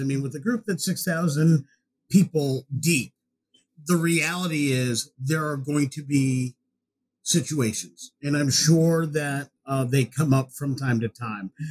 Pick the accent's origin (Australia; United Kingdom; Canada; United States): United States; accent: American